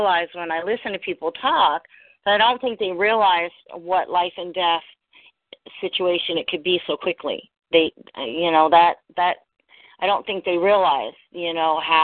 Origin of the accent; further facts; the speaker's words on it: New York, United States; moved away as an adult; also born or lived in Central Florida; now in Florida, United States; I grew up in New York.